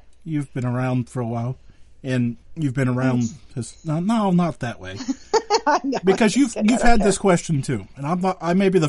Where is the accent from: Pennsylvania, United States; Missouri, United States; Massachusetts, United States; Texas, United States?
Pennsylvania, United States; Western; No, so I'm from Western Pennsylvania